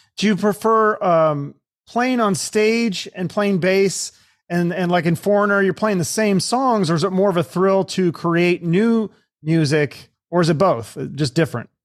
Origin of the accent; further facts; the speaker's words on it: Seattle, Washington, United States; I'm from Seattle